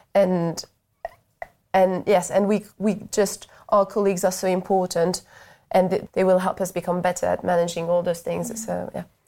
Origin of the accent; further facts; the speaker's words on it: France; moved away as an adult; now in United Kingdom; so I'm from France originally